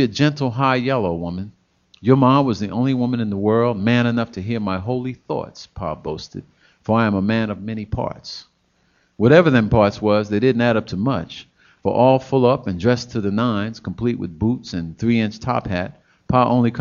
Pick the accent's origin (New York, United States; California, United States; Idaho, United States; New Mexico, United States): New York, United States; I grew up in New York